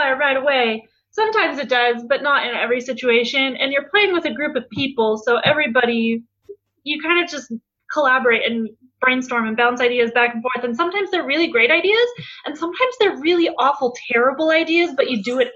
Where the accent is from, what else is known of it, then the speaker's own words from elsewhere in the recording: Colorado, United States; now in Utah, United States; I'm originally from Colorado